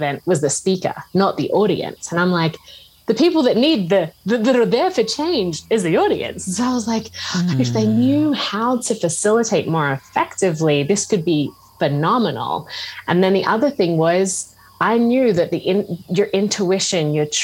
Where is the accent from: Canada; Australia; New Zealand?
Australia; moved away as an adult; also born or lived in Scotland; I grew up in Australia and I studied teaching